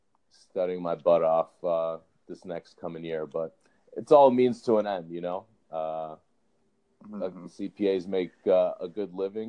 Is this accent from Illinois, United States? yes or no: yes; Chicago, Illinois, United States; born and raised in Chicago, you know, went to school in the West Loop pretty much through high school and undergrad